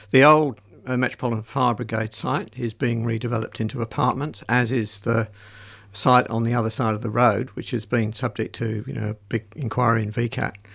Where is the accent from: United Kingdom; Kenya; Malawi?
United Kingdom; England; now in Australia; Yeah, well, I'm from England originally, so